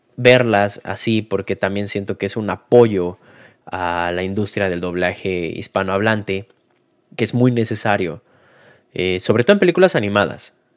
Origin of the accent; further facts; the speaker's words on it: Mexico; nosotros como mexicanos o hispanohablantes